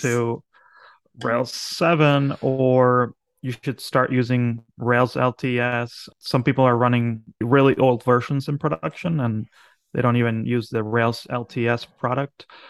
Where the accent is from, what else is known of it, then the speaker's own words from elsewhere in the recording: Argentina; now in Philadelphia, United States; I'm from Argentina